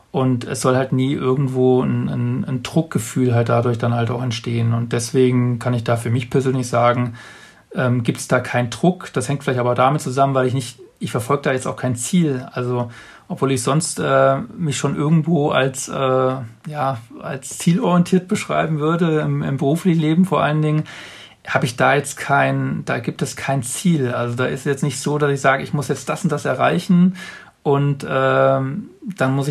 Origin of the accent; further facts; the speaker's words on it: Bavaria, Germany; das sind mehr Menschen als jetzt in meiner äh, in meiner Heimatstadt jetzt hier im, im Allgäu.